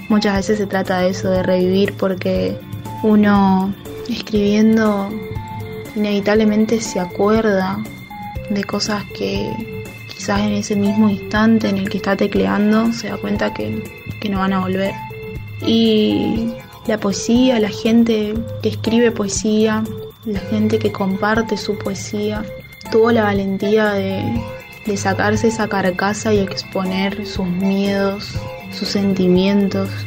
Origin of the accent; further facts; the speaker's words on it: Misiones, Argentina; Soy argentina, de la provincia de Misiones.